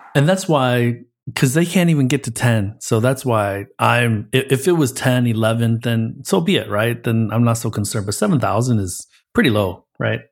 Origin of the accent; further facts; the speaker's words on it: Pontiac, Michigan, United States; I grew up in Michigan, a Pontiac boy, so just outside of Detroit.